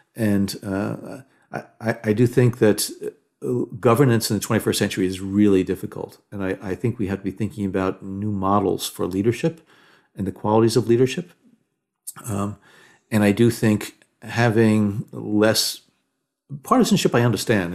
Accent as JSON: {"language": "English", "region": "New Jersey", "country": "United States", "moved": "yes", "said": "I'm originally from Jersey"}